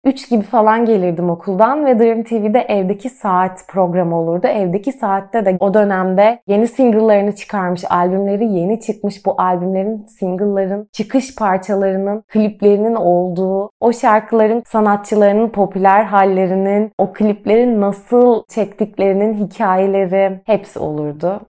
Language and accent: Turkish; Trabzon, Turkey; also born or lived in Kocaeli; Biz Kocaeli'nden Trabzon'a taşındığımızda çok büyük bir kültür değişimi yaşadığımı hatırlıyorum. Kaldı ki biz Trabzonluyuz ama ben Trabzon'da doğup büyümedim. İlkokul 2'de buraya geldiğimde